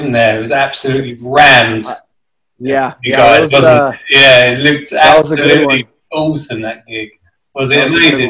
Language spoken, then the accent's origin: English; Southend-on-Sea, East of England, United Kingdom; We're from Southend-on-Sea in Essex. About 45 minutes from London.